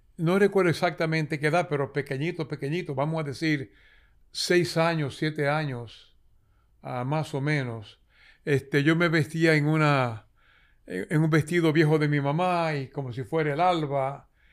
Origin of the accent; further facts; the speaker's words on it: San Juan de la Maguana, San Juan, Dominican Republic; Yo soy nacido en San Juan de la Maguana